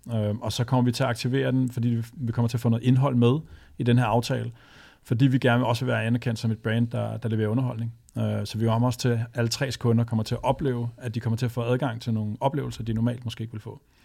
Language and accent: Danish; Vestegnen, Capital Region of Denmark, Denmark; jeg er født og opvokset på Vestegnen